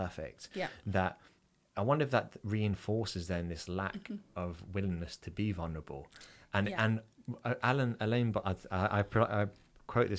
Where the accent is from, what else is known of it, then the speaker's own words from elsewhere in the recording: England, United Kingdom; I'm English